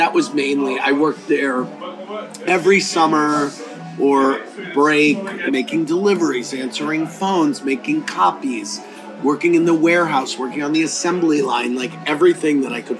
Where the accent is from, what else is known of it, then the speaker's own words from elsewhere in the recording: Midwest, United States; A sense of values, the value of a dollar, and working for it. Right. I always worked growing up